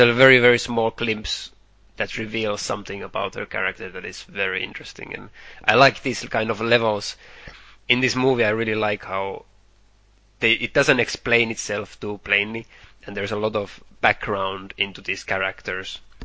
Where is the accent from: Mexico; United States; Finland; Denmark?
Finland; we grew up in Finland